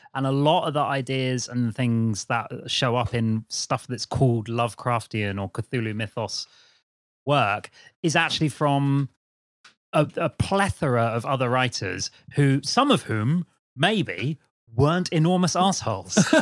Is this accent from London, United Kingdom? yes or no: no; Brighton, South East England, United Kingdom; I'm from Brighton.